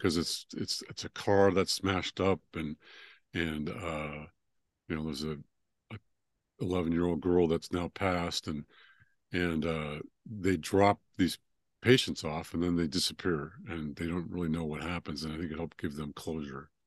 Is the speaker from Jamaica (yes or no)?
no; California, United States; moved away as an adult; also born or lived in Northwest Georgia, United States; now in Georgia, United States; I grew up in California and then moved out here two years ago.